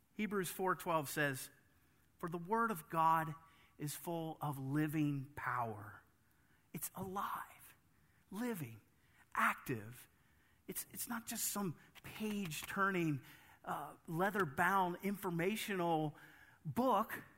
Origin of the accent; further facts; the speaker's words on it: United States; As an American